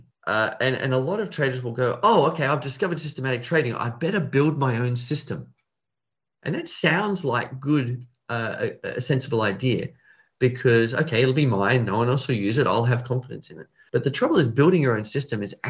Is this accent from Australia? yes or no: yes; Australia; I'm Australian.